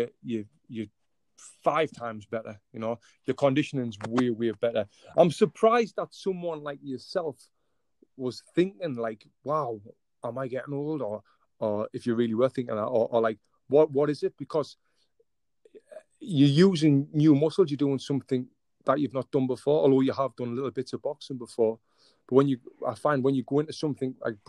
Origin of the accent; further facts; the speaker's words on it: England, United Kingdom; now in United States; I'm actually from England.